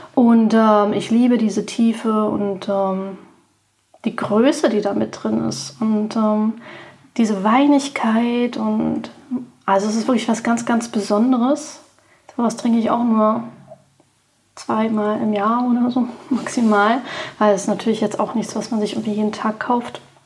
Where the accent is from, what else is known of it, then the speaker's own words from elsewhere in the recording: Berlin, Germany; Ich bin geborene Berlinerin